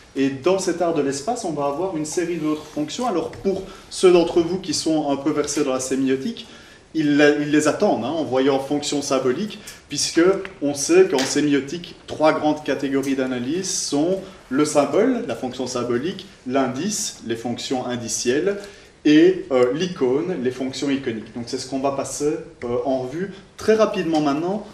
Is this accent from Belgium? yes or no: yes; Belgium; en tant que bon belge